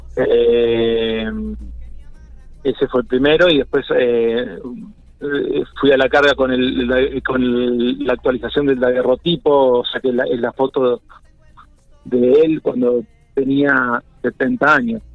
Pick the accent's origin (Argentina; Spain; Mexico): Argentina; General Pico, La Pampa; moved away as an adult; also born or lived in Buenos Aires; soy de La Pampa y soy de Pico, porque me crié, la verdad que me crié en Pico